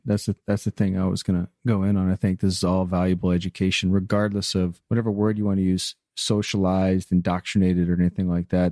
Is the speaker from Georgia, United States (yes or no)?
yes; Atlanta, Georgia, United States; I'm from Atlanta, Georgia